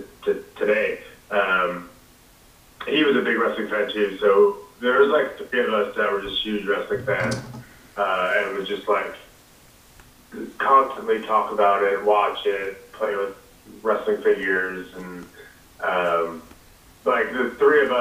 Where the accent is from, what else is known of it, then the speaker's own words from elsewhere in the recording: Long Island, New York, United States; I grew up in Long Island my whole life